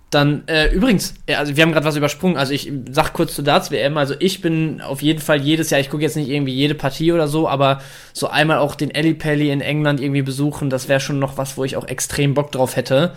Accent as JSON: {"language": "German", "town": "Dortmund", "region": "North Rhine-Westphalia", "country": "Germany", "tie": "born or raised there", "said": "als gebürtiger Dortmunder"}